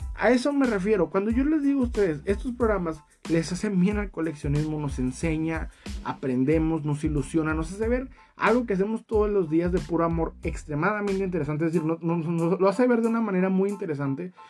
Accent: Mexico; en mi país, México, no se puede tal cual vivir de esto

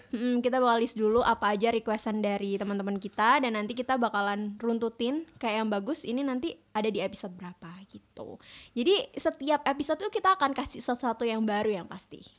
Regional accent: Malang, East Java, Indonesia

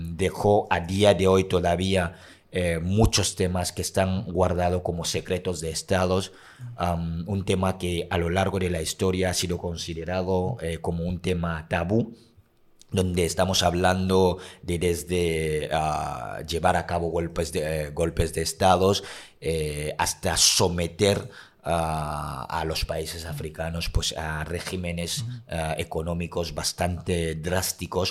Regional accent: Cameroon; moved away; Soy africano de origen camerunés

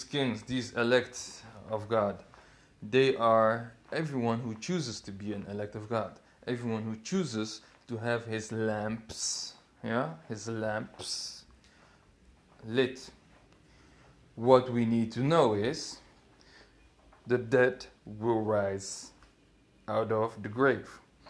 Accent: DR Congo; And personally, I'm from the Congo. So, for me, it's true. I mean, you cannot evade your own prophecies. Come on, man. I'm from the Congo. I know it's true.

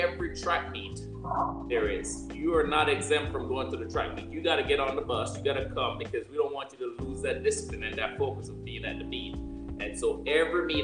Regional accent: Jamaica; moved away as an adult; also born or lived in Texas; I'm coming from Jamaica, coming from home

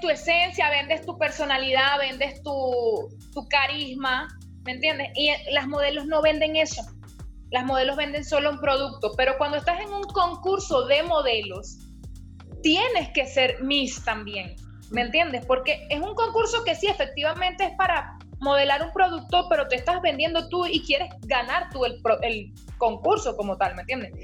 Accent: Maracay, Aragua, Venezuela; somos de Maracay las dos.

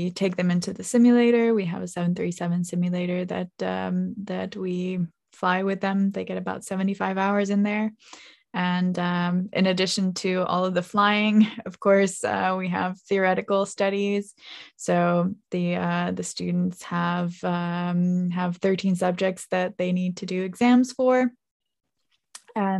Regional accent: Finland; moved away as an adult; also born or lived in United States; I moved from Finland to the US to study to become a pilot

